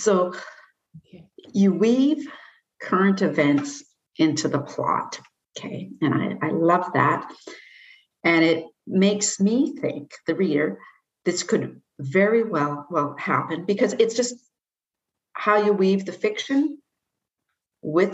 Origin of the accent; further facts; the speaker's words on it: Nanaimo, British Columbia, Canada; I grew up in Nanaimo, and I never thought there was any heavy duty crime